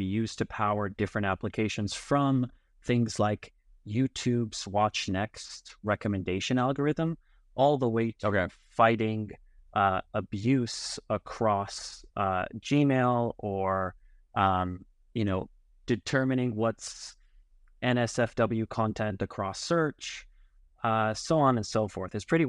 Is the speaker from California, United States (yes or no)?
yes; Los Angeles, California, United States; moved away as an adult; also born or lived in Berkeley, California / New York City; now in Tel Aviv, Israel; So I was actually born and raised in Los Angeles, California.